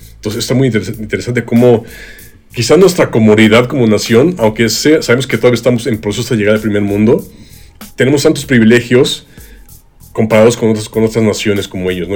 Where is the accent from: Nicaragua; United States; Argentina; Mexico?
Mexico; a nosotros los mexicanos